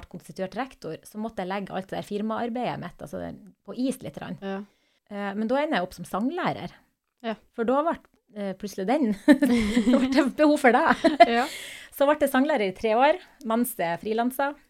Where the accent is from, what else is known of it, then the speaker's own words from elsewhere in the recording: Nordland, Norway; Jeg er fra Nordland.